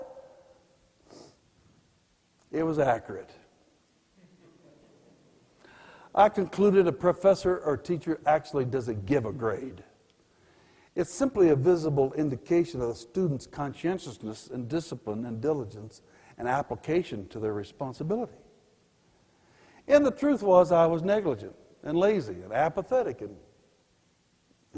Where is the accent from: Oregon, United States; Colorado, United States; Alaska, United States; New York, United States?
Colorado, United States; Pueblo; also born or lived in Denver; I was born in Denver but grew up in Pueblo